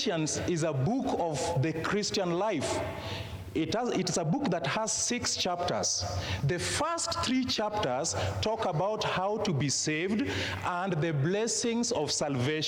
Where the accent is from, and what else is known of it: Kenya; first language Luo; English is a second language